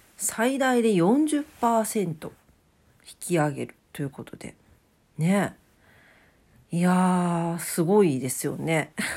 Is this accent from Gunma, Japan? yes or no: no; Fukuoka, Japan; 博多、博多っ 子やけん